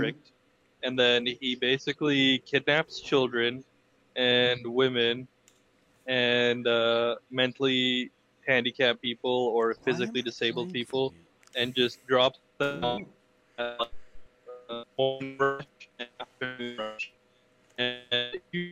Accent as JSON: {"language": "English", "town": "Salt Lake City", "region": "Utah", "country": "United States", "tie": "born or raised there", "also_born_or_lived": "Sandy, Utah", "said": "I'm from Utah, man. Born and raised, baby."}